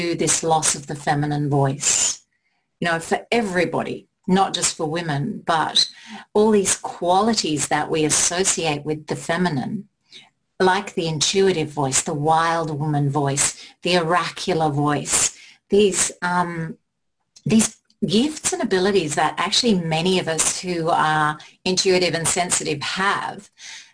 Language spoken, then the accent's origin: English; England, United Kingdom; I was born in England